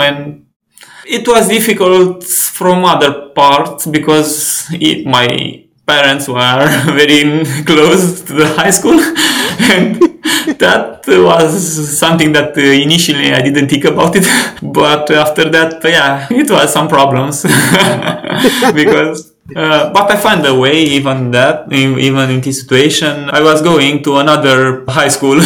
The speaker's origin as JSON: {"language": "English", "town": "Ploiești", "region": "Prahova", "country": "Romania", "tie": "born or raised there", "said": "I grew up in a small city, Ploiești, near Bucharest, 60 kilometers away"}